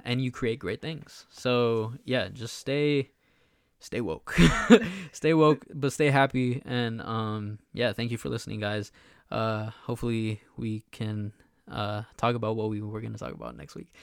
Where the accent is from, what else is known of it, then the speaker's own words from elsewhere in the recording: United States; we were born here, we're American